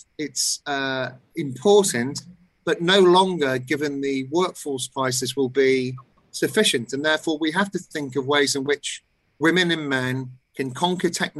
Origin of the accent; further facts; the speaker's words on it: United Kingdom; In my own country, in the United Kingdom